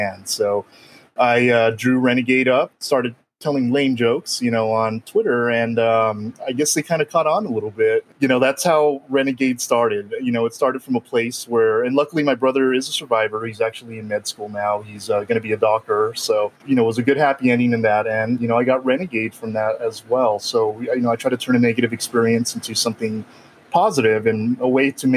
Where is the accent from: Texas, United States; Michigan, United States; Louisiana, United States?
Texas, United States; El Paso; I was born and raised here in El Paso, so I'm back home where I grew up.